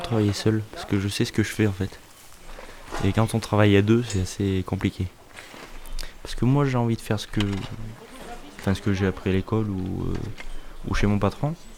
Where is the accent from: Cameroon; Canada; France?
France; Clermont-Ferrand, Auvergne-Rhône-Alpes; now in Brion, France; Je suis né à Clermont-Ferrand et j'habite à Brion, commune de campagne.